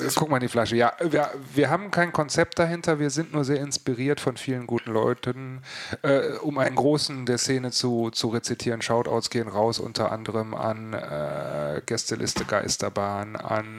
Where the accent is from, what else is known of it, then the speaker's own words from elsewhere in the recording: West Germany, Germany; als Wessi